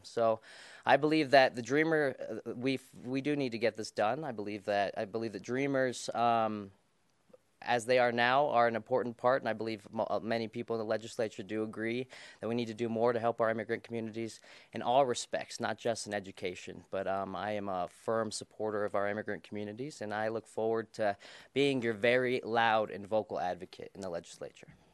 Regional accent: Colorado, United States; I was born in Colorado in nineteen ninety-one.

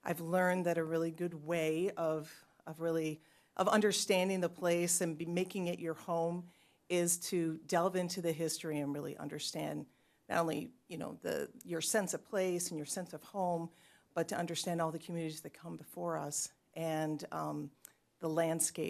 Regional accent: Chicago, Illinois, United States; moved away as an adult; now in Goleta, United States; I grew up in Chicago, and I moved here

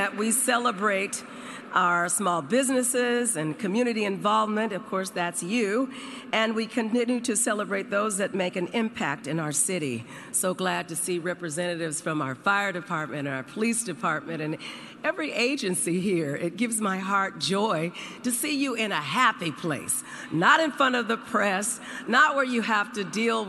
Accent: Oakland, California, United States; I'm from Oakland

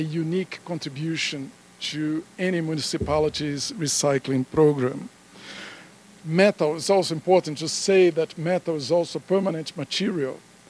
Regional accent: Denver, Colorado, United States; my hometown of Denver

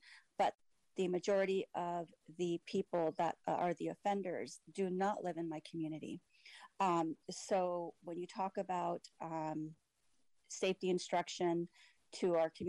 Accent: San Jose, California, United States; I grew up in San Jose.

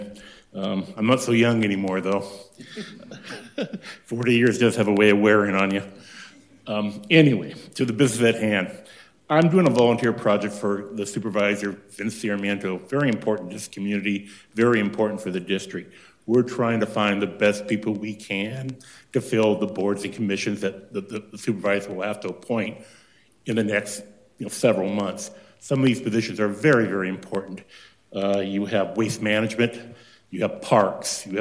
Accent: Santa Ana, California, United States; I'm from Santa Ana, California.

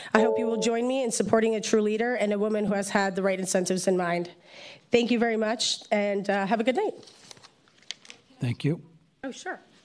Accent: Poland; also born or lived in New Jersey; now in San Francisco, United States; I'm a political refugee from Poland, born and raised in Poland.

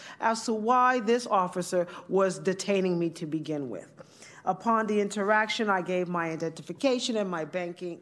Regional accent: California, United States; being born and raised in California

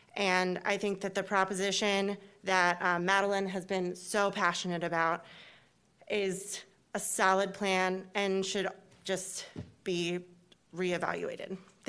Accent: Philmont, Pennsylvania, United States; I grew up in Philmont. I was born and raised there. My family's been there since the 80s.

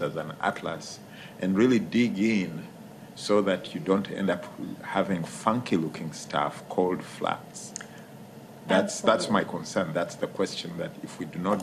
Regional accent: Uganda; now in United States; I'm originally from Uganda and we spoke English

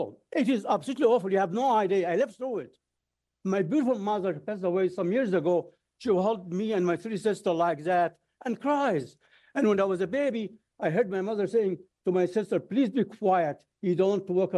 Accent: Cairo, Cairo Governorate, Egypt; now in United States; I was born in Egypt, and I was under air raids in 1948 as a baby, 1956, some years old, by the British, French, and the Israelis. It was a horrible few months. To live under air raids is horrible. I was a kid. My mother used to hold all of us around and cries. The school next to our building, next to our house in Cairo, was bombed

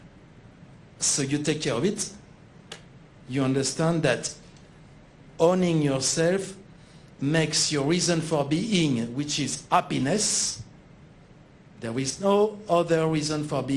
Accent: France; accent: French; English is a second language; moved away; my accent, I'm French

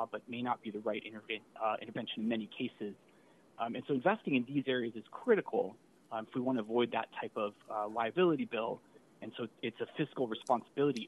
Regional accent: Albuquerque, New Mexico, United States; now in Sacramento, United States; I grew up in Albuquerque

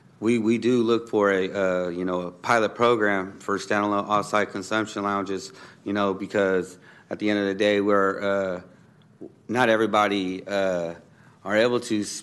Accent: Sacramento, California, United States; I'm a local from Sacramento, you know

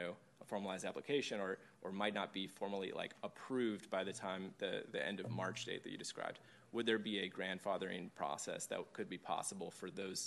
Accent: San Luis Obispo, California, United States; I grew up in San Luis Obispo.

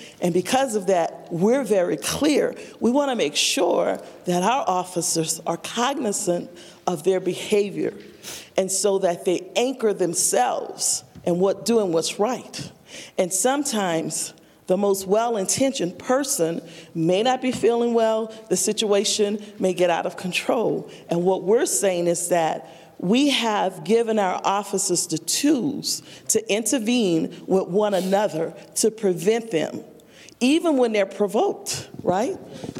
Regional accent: the South, United States; But because I'm from the South, I'm gonna be polite and listen to you

